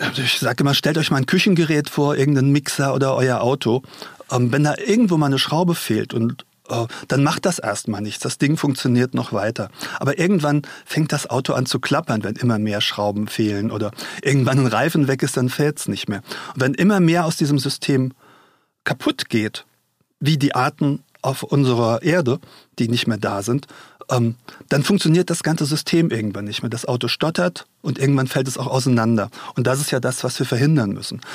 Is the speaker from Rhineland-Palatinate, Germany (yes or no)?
yes; Mainz, Rhineland-Palatinate, Germany; Ich komme ja aus Mainz und war hier früher oft